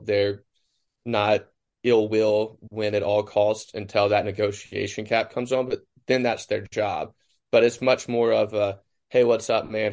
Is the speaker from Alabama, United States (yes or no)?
no; Cleveland, Mississippi, United States; born or raised there